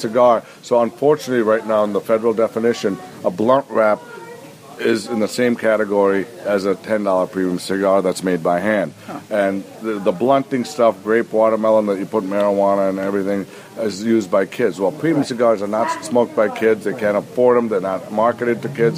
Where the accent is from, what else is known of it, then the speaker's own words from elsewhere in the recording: Green Bay, Wisconsin, United States; moved away; I grew up in Green Bay, Wisconsin, where the other great football team is